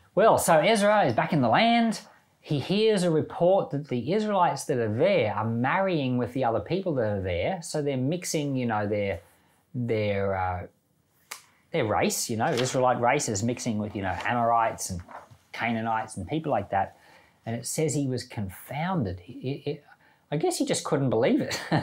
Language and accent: English; Australia; I'm Australian